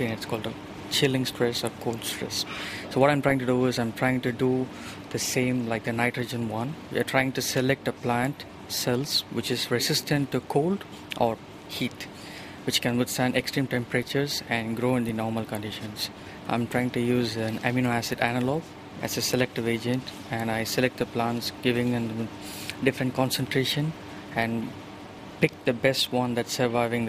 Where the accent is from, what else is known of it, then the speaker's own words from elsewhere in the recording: India; now in New Zealand; I'm from India.